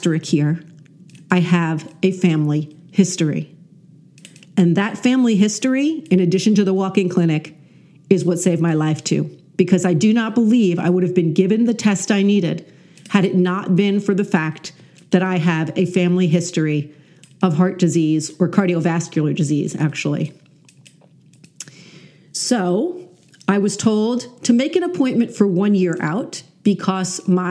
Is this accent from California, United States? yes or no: no; New York, United States; I'm such a New Yorker